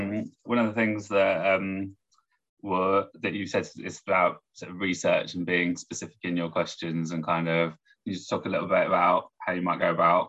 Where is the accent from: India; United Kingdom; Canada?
United Kingdom; Northern Ireland; I'm from Northern Ireland